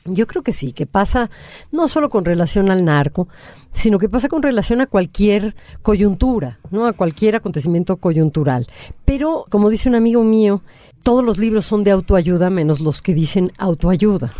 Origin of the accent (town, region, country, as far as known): Mexico